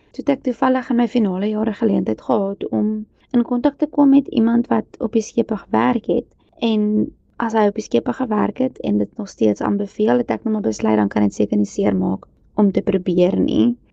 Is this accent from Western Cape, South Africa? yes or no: no; Kempton Park, Gauteng, South Africa; Ek het grootgeword in Kempton Park